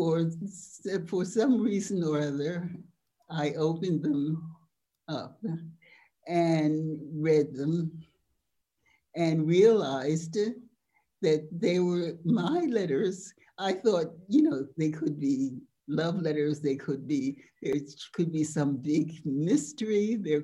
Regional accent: United States; now in France; I was an American, a Yankee

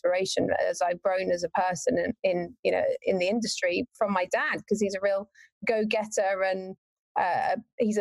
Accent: Warwickshire, West Midlands, United Kingdom; I'm actually from Warwickshire in the UK. So right in the middle of the UK, that's where I'm from. The furthest point from any beach. And yeah, grew up there

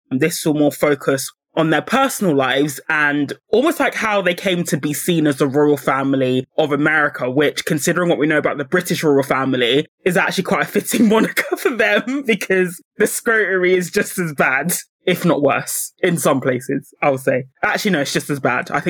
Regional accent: United States

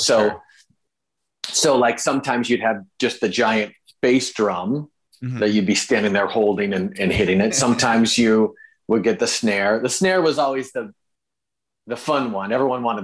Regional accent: Madison, Wisconsin, United States; moved away as an adult; also born or lived in Chicago, Illinois / Milwaukee, Wisconsin; now in Los Angeles, United States; I spent my whole life, grew up in the same house in Madison, went to elementary school and then high school in Madison

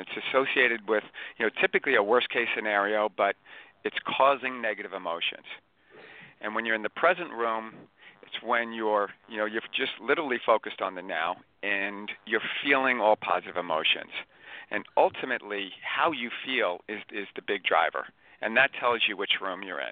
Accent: Long Island, New York, United States; Born and raised on Long Island

